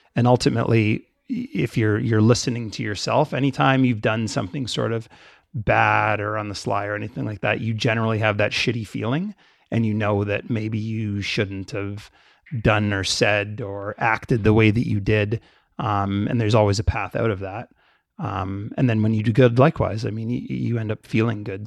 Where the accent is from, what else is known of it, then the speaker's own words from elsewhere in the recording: Canada; My family's Jamaican. I grew up in Canada.